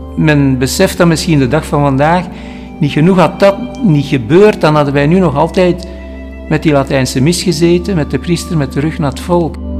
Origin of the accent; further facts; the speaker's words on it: Halle, Flanders, Belgium; ik ben in Alle geboren